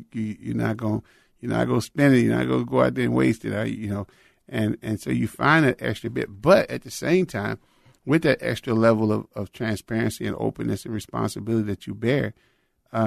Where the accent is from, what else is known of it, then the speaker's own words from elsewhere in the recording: Chicago, Illinois, United States; moved away as an adult; also born or lived in Florida / Texas; I was raised in Chicago, Illinois